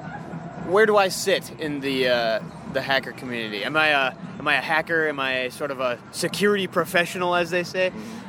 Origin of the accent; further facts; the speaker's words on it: Minnesota, United States; I'm from Minnesota here